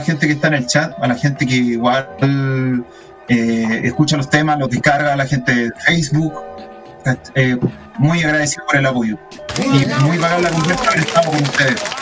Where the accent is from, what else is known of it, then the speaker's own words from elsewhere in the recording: Santiago, Santiago Metropolitan Region, Chile; de Santiago